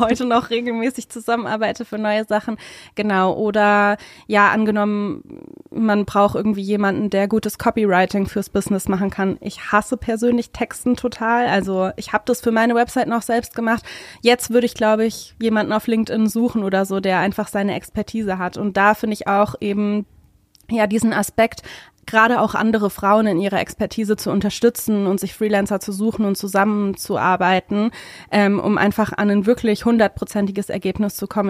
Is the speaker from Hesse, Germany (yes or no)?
yes; Hesse, Germany; moved away as an adult; now in Berlin, Germany; Ich bin keine echte Berlinerin leider, sondern aus Hessen und bin vor vier Jahren jetzt genau nach Berlin gekommen